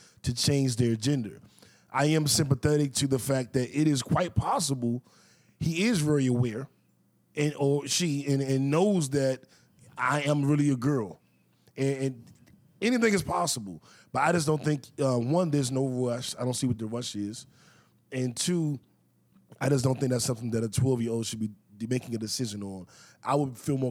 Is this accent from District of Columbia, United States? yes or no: yes; Washington, District of Columbia, United States; I grew up in Mayfair, D.C.